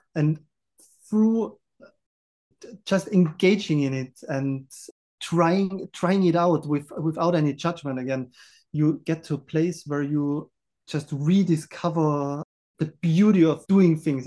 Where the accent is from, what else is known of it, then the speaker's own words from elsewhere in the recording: Austria; I grew up in the Austrian mountains